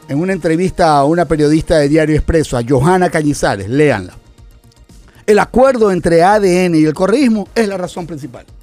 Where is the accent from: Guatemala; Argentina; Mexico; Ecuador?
Ecuador